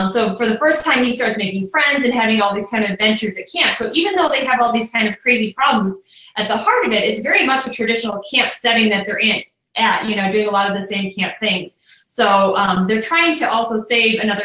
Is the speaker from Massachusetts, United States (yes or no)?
no; near Chicago, Illinois, United States; now in Indiana, United States; I grew up near Chicago, so I grew up looking out at Lake Michigan